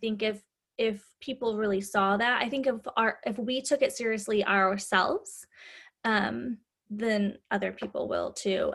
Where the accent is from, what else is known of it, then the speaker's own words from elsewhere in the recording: Midwest, United States; moved away as an adult; also born or lived in California; I grew up in the Midwest. When I was 20, I moved to California